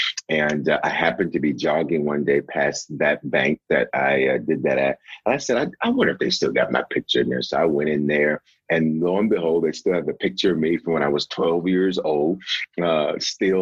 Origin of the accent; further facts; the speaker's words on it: Memphis, Tennessee, United States; also born or lived in Denver, Colorado; now in Aurora, United States; I was born in Denver, Colorado, and raised in Memphis, Tennessee.